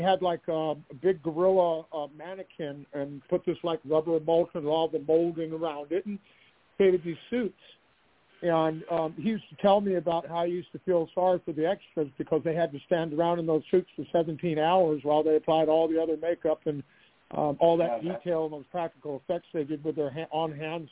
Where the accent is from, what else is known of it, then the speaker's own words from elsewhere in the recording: Glendale, California, United States; now in Denver, United States; I was born in Glendale, California